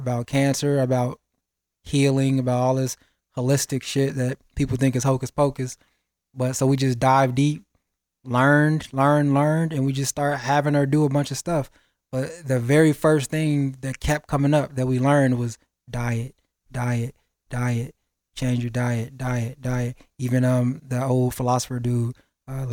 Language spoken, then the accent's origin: English; Chicago, Illinois, United States; moved away; I'm from Chicago originally